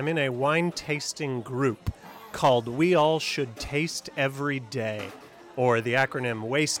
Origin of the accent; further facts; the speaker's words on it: Madison, Wisconsin, United States; I'm from Madison, Wisconsin.